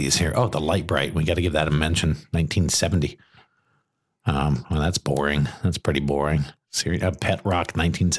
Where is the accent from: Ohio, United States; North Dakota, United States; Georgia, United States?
Ohio, United States; Southwest; now in the South, United States; I grew up in Southwest Ohio